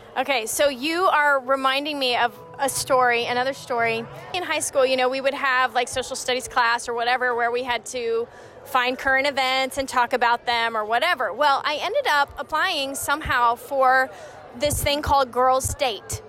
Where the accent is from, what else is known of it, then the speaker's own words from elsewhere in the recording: Albuquerque, New Mexico, United States; moved away; I'm from Albuquerque